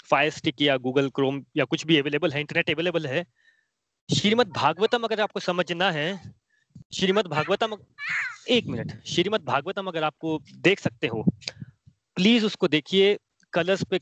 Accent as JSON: {"language": "Hindi", "region": "Himachal Pradesh", "country": "India", "said": "मैं बोलता हूँ मैं हिमाचल से हूँ"}